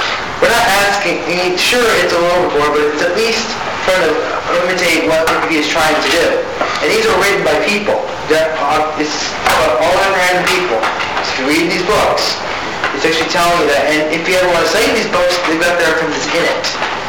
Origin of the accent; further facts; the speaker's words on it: New Jersey, United States; back in my home state of Jersey